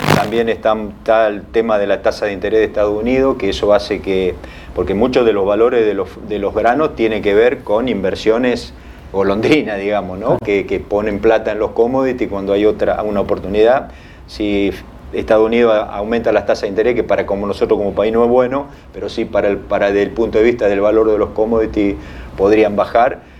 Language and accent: Spanish; Argentina